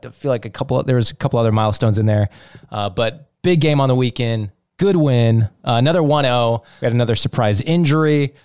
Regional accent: United States; Fully American, kinda German, not English

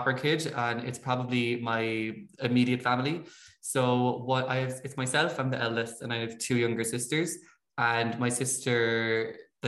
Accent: Abbeyfeale, Munster, Ireland; I'm from Abbeyfeel. I don't know if you'd know it. It's a small town on the Limerick-Kerry border

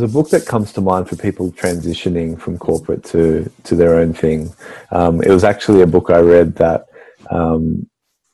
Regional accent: Sydney, New South Wales, Australia; So I've recently moved back to Maroubra, which, if you don't know the area, it's right near the beach, and it's just, you know, I grew up here

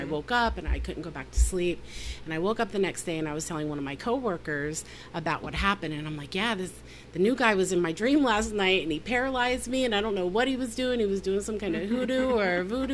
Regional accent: the South, United States; I was raised in the South

